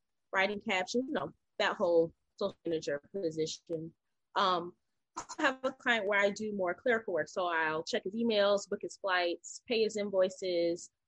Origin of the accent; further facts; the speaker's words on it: North Carolina, United States; I'm originally from North Carolina. I grew up with my mom, my dad, and my sister